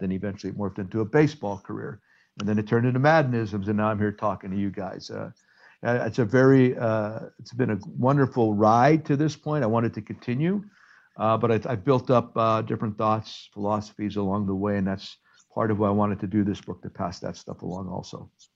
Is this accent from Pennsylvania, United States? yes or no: yes; Hazleton, Pennsylvania, United States; now in Chicago, United States; bring together the Hispanic and Anglo cultures within my hometown